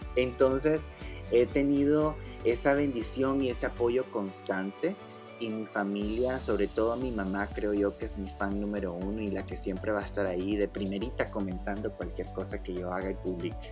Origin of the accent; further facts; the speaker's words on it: Masaya, Nicaragua; moved away as an adult; now in Miami, United States; yo nací en la ciudad de Masaya, Nicaragua